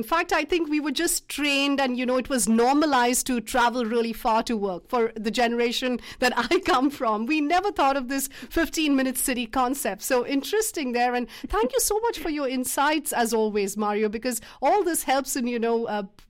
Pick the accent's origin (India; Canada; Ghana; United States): India; Mumbai, Maharashtra; I come from Mumbai